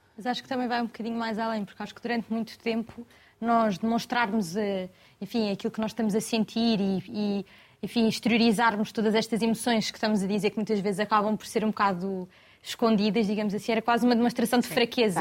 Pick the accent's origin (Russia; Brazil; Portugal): Portugal; Cascais, Lisbon; De Lisboa, exatamente. nasci em Cascais.